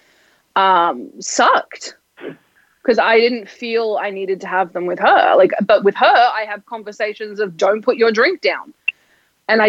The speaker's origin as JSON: {"language": "English", "country": "Australia", "tie": "born or raised there", "accent": "Australian", "moved": "yes", "lives_now": "United States", "said": "growing up in Australia"}